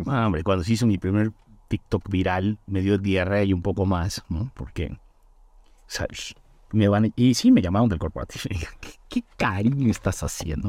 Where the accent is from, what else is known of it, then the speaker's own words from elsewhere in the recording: Chetumal, Quintana Roo, Mexico; also born or lived in Mérida; now in Mexico City, Mexico; soy originario de una ciudad que se llama Chetumal